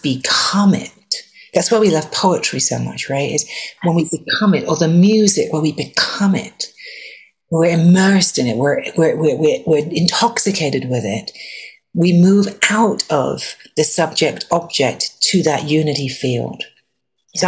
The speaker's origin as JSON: {"language": "English", "region": "England", "country": "United Kingdom", "tie": "born or raised there", "said": "I was raised in England"}